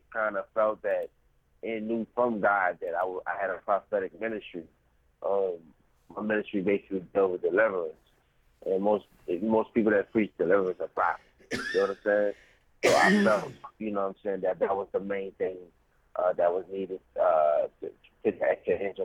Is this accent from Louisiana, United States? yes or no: yes; New Orleans, Louisiana, United States; I'm from New Orleans, Louisiana